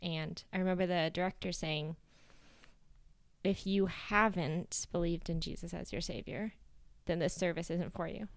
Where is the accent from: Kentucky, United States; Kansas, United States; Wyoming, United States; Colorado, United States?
Kansas, United States; Inman; moved away as an adult; now in Ghana; I grew up in Kansas in a town called Inman, a small town, uh, in between two other larger towns